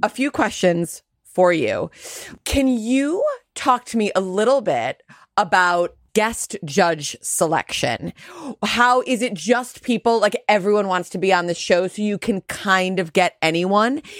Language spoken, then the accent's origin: English; United States; I'm Jewish and I'm American.